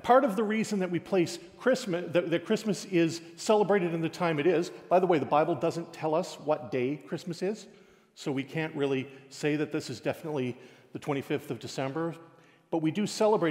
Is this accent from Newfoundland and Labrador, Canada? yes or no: yes; Newfoundland and Labrador, Canada; as a Newfoundlander